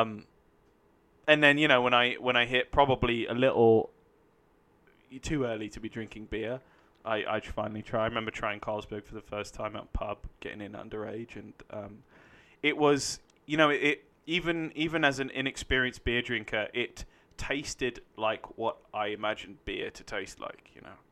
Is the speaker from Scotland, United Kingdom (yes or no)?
no; London, United Kingdom; now in Los Angeles, United States; I'm from London, United Kingdom